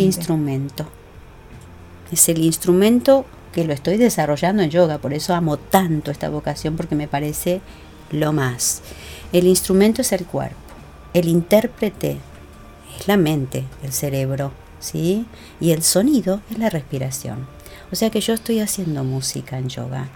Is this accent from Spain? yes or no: no; Uruguay; moved away as an adult; now in Argentina; vine de Uruguay cuando recién me casé